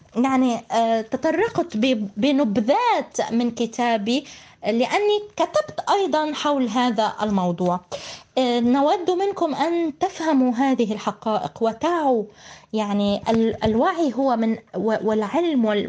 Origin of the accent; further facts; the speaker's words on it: Palestine; accent: Palestinian; نقول في العامية في لهجتنا الفلسطينية